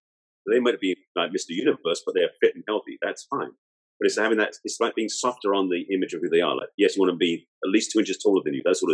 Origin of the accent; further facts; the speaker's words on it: England, United Kingdom; moved away as an adult; now in United States; I'm English, I was out here in the States at the time.